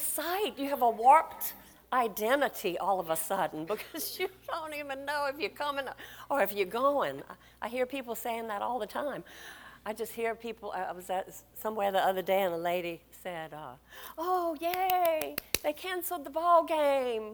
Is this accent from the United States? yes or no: yes; Louisiana, United States; we're from Louisiana.